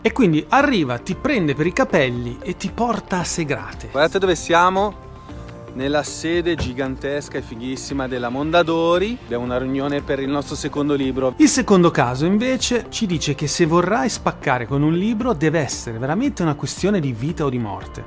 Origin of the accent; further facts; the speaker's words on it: Milan, Lombardy, Italy; sono un milanese e noi milanesi doc siamo Bauscia